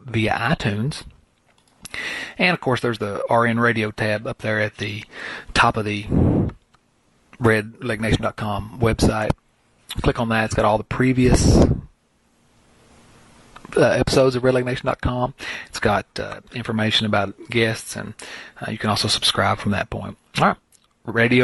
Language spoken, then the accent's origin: English; the South, United States; also born or lived in Virginia; I'm a Southerner